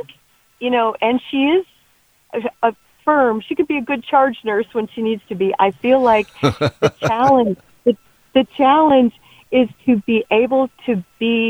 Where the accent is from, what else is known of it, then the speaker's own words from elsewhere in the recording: Billings, Montana, United States; I was born in Billings